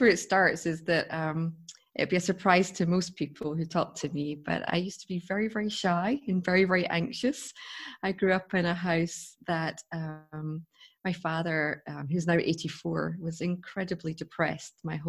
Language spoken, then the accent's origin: English; Scotland, United Kingdom; I come from Scotland, as you can tell by my accent.